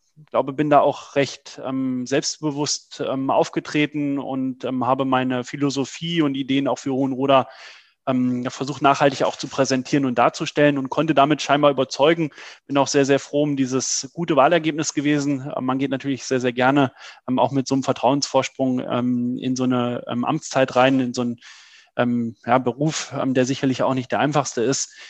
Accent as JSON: {"language": "German", "town": "Trendelburg", "region": "Hesse", "country": "Germany", "tie": "born or raised there", "said": "dass ich mich aktiv ähm, für meine Heimatstadt, damals noch Trennelburg, ähm, engagieren will."}